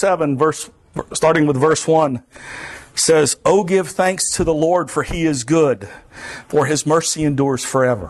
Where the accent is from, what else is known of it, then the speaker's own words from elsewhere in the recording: South Florida, United States; also born or lived in Pompano Beach, Florida; now in Vermont, United States; I grew up in South Florida. I'm in Vermont